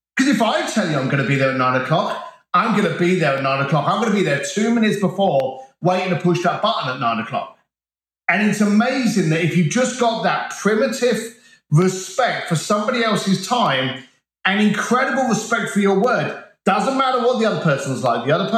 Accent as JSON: {"language": "English", "country": "United Kingdom", "tie": "born there", "said": "I'm from an Irish construction family, and I was the first member of my family to be born on British soil. So while my family are Irish, I'm the token"}